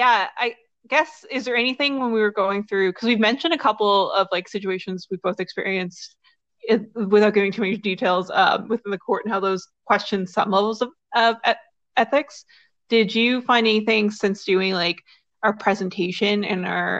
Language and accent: English; Newfoundland and Labrador, Canada; I'm from Newfoundland